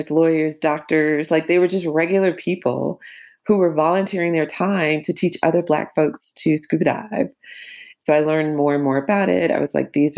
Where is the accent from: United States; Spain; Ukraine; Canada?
United States; Atlanta, Georgia; I grew up in Atlanta, in the quote unquote hood with my single mother